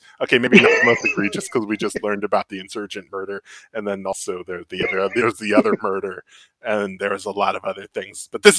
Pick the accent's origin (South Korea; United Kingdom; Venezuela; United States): United States; West Coast; I'm from the West Coast.